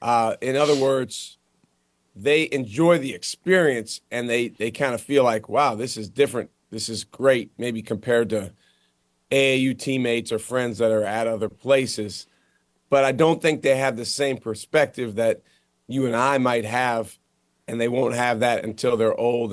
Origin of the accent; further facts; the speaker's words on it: Madison, Wisconsin, United States; Hey, I actually grew up as a fan of those teams because I'm from Madison, Wisconsin.